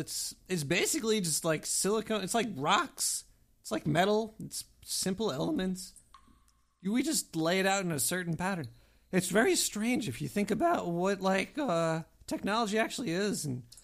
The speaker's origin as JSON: {"language": "English", "town": "Brooklyn", "region": "New York", "country": "United States", "tie": "born or raised there", "said": "Well, I'm definitely not African. I'm definitely from Brooklyn. Actually, it doesn't sound like that either, but I am, everybody. I was born here."}